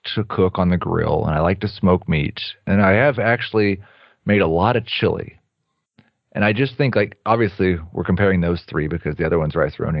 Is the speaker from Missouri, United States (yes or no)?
yes; Kansas City, Missouri, United States; I'm from Kansas City